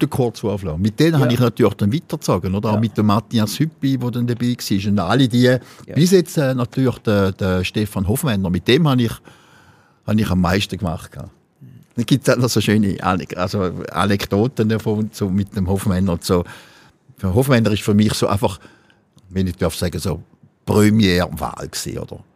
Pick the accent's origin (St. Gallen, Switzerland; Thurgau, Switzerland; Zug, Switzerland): Thurgau, Switzerland; von unserem Schwingerverband Bodenserie, wo ich ja schon, wo ich auch groß geworden bin